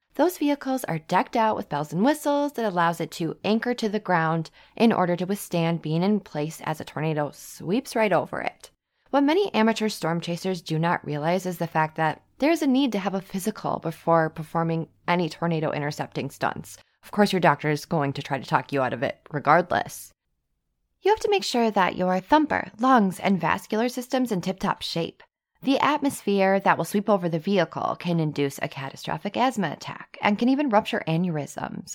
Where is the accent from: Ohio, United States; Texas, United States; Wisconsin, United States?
Wisconsin, United States; I'm from Wisconsin, and I lived on a base